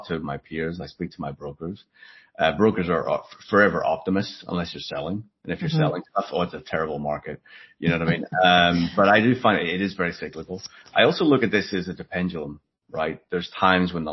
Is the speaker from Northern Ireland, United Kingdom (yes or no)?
yes; Belfast, Northern Ireland, United Kingdom; now in United States; I grew up in Belfast in Northern Ireland.